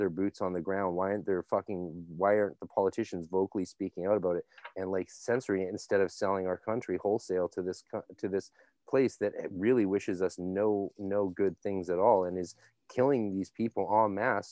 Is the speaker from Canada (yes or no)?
yes; Canada; we're Canadian